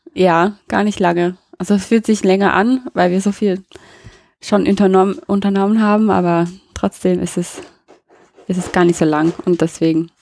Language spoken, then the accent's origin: German; Colorado, United States; German is a second language; moved away as an adult; also born or lived in Nashville, Tennessee / Stuttgart, Germany; now in Neustadt an der Weinstraße, Germany; Ich bin in Colorado aufgewachsen, in den USA